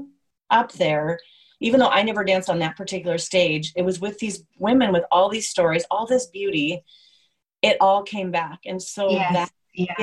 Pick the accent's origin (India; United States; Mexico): United States; being American